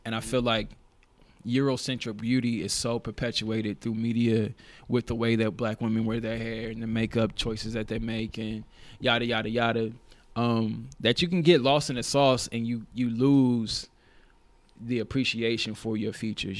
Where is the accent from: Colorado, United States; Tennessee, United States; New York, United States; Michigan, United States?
Tennessee, United States; Nashville; moved away as an adult; now in Oregon, United States; I'm originally from Nashville, Tennessee. I moved to Oregon four years ago to attend Oregon State University.